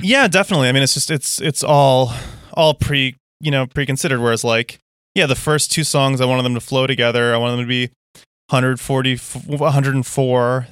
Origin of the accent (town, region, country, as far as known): United States